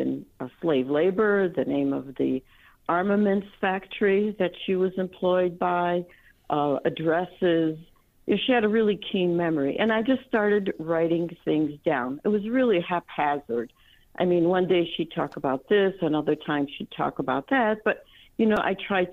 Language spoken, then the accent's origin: English; United States; born or raised there; also born or lived in Germany / France / Poland (parents)